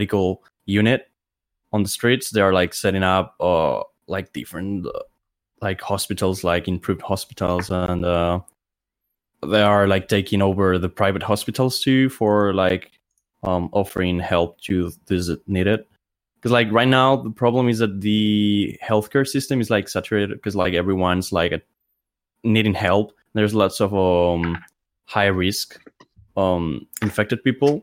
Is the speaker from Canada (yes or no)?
no; Spain; also born or lived in Madrid; I'm from Spain and I live in Madrid